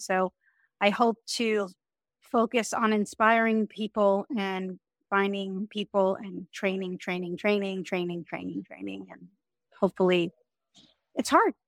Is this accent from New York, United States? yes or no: yes; New York, United States; moved away as an adult; now in Miami, United States; me as a New Yorker